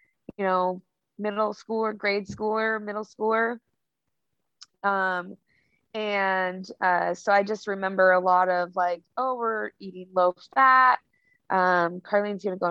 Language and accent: English; Longview, Washington, United States; moved away as an adult; now in Oregon, United States; I grew up in Longview, Washington